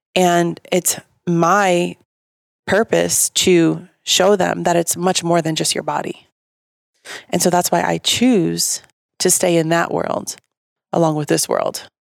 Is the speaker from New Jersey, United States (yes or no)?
yes; Bergen County, New Jersey, United States; moved away; I got three malls in my hometown